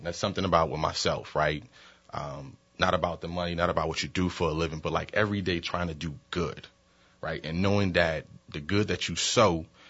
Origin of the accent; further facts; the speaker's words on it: New Orleans, Louisiana, United States; I'm a public school product, man. Born and raised in New Orleans, and look, I'm still here.